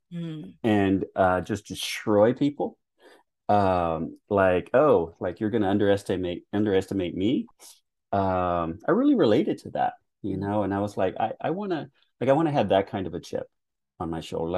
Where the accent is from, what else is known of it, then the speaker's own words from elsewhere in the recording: Texas, United States; growing up watching basketball in the early 80s in Texas